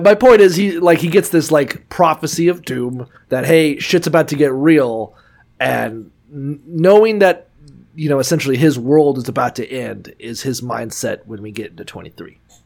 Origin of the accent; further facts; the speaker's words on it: Niceville, Florida, United States; We're from Niceville, Florida, which has water burgers